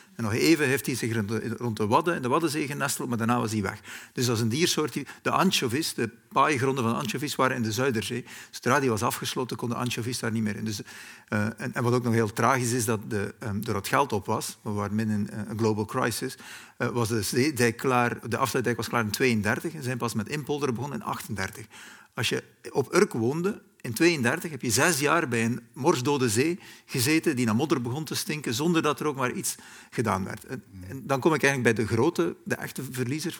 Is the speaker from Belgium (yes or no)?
yes; West Flanders, Belgium; moved away; also born or lived in Germany; in West-Vlaanderen, waar ik vandaan kom